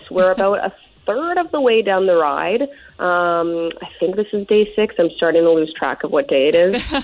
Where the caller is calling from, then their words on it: Courtenay, British Columbia, Canada; I'm calling you from Courtenay this morning.